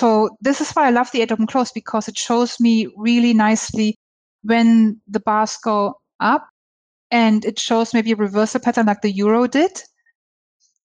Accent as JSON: {"language": "English", "country": "Germany", "also_born_or_lived": "Hong Kong", "moved": "yes", "lives_now": "Australia", "said": "I'm from Germany. I lived in Hong Kong. I'm in Australia."}